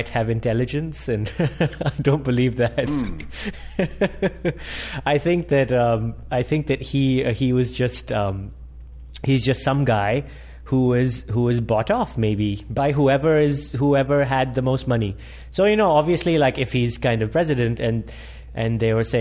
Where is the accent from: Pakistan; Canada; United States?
Pakistan; who we grew up watching in Pakistan